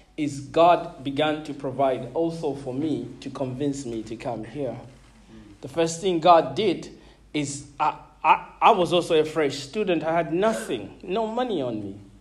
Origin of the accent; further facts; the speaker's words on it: Zambia; moved away as an adult; also born or lived in Malawi; now in United Kingdom; I grew up uh, a foreigner in Zambia.